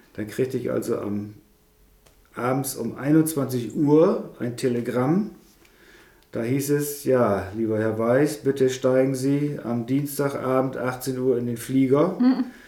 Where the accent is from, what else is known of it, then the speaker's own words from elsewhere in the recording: Elsfleth-Berne, Wesermarsch, Lower Saxony, Germany; aufgewachsen hier in der Wesermarsch, also ein nordisches Kind hier. Ja. Aus Werfleth-Berne, wenn die das kennt, da wo die Kirche im Deich ist